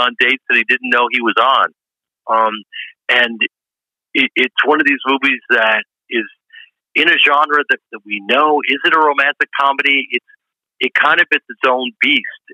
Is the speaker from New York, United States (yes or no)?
no; Chicago, Illinois, United States; I'm from Chicago and we always believe.